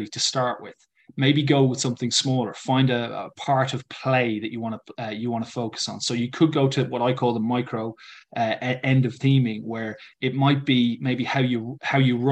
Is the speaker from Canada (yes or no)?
no; Ireland; an English teacher who's Irish